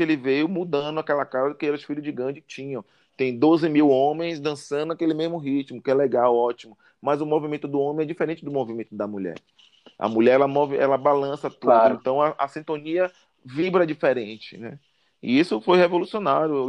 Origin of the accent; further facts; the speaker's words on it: Salvador, Bahia, Brazil; moved away; no bairro da Liberdade, um bairro muito forte, e onde eu cresci, onde eu nasci